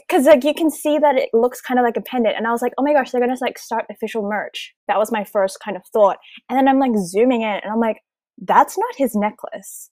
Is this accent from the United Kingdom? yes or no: no; Australia; I'm an Australian